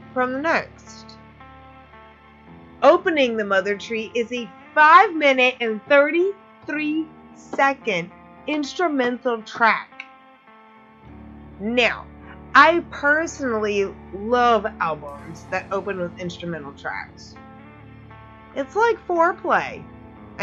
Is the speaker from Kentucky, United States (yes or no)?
yes; Louisville, Kentucky, United States; my hometown of Louisville